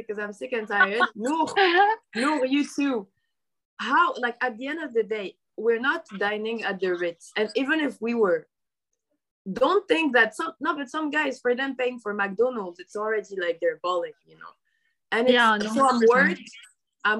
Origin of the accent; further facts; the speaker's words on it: Morocco; we grew up in Morocco